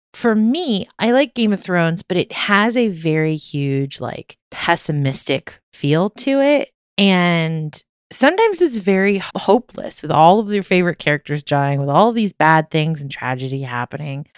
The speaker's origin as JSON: {"language": "English", "region": "Maryland", "country": "United States", "tie": "born or raised there", "said": "Growing up in Maryland"}